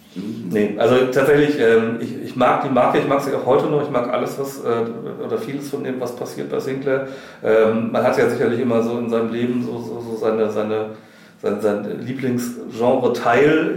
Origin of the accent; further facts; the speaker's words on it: Wuppertal, North Rhine-Westphalia, Germany; ich komme vom Plattenland äh, aus Wuppertal